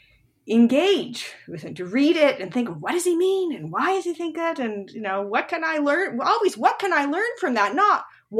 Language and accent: English; Montreal, Quebec, Canada; moved away as an adult; also born or lived in Toronto; now in United States; I'm from Montreal and in Quebec. After high school, you go to what's called Cégep.